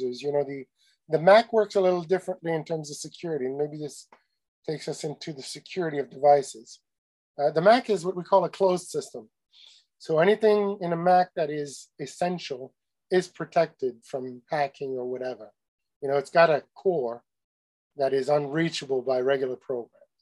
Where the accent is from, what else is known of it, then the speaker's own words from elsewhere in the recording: Canada; I'm Canadian